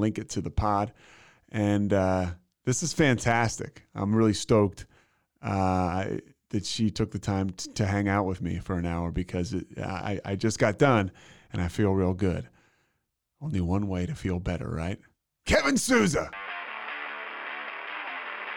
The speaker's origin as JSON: {"language": "English", "town": "Philadelphia", "region": "Pennsylvania", "country": "United States", "tie": "born or raised there", "also_born_or_lived": "Virginia", "moved": "as an adult", "lives_now": "Austin, United States", "said": "I grew up in Philly"}